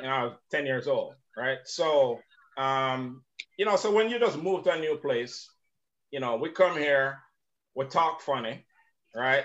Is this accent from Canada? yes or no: no; Jamaica; now in United States; I'm from Jamaica and I'm from the Caribbean